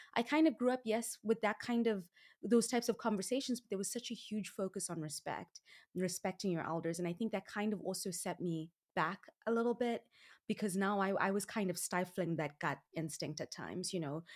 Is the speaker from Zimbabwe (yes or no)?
yes; Zimbabwe; now in United States; I was born and raised in Zimbabwe, which is in Southern Africa